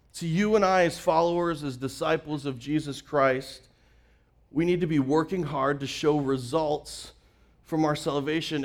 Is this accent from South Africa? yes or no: no; Canada; moved away; I'm originally from Canada. I grew up with that same picture i-, in my backyard. I grew up with Rocky Mountains covered in snow.